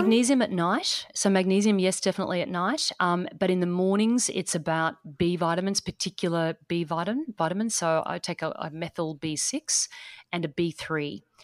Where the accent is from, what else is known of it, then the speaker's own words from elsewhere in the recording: east coast of Australia, Australia; accent: Australian; So I'm coming from Australia. So I'm coming from the east coast of Australia.